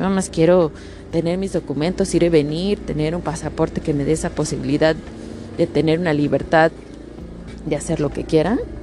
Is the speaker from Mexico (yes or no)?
yes; Mexico; now in Canada; me quedo en México y no me muevo